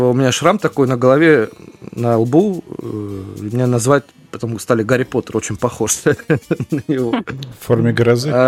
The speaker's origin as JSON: {"language": "Russian", "town": "Rostov-on-Don", "region": "Rostov Oblast", "country": "Russia", "said": "Из э, Ростов-на-Дону."}